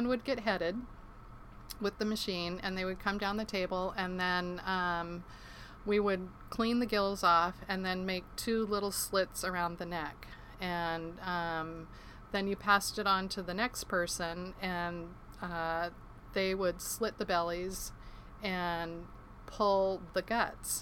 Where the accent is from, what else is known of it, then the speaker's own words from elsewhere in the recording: Ketchikan, Alaska, United States; I was born and raised in Ketchikan, Alaska